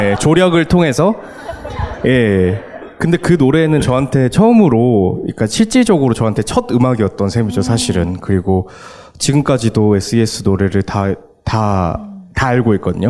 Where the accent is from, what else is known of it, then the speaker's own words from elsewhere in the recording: Daegu, South Korea; 제 고향이었던 수성못이라는 곳이 있어요, 대구에.